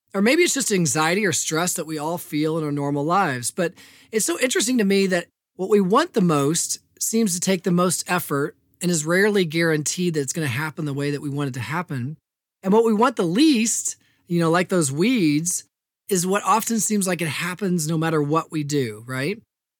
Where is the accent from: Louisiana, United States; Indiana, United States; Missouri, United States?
Indiana, United States; Evansville; I'm the oldest of four children, and I was born in Indianapolis. Grew up, though, on the most of my life, from the age of two on the west side of Evansville.